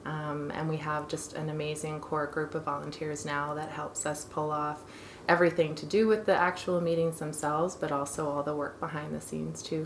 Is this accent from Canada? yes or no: yes; Kingston, Ontario, Canada; now in Calgary, Canada; I'm from Kingston in Ontario originally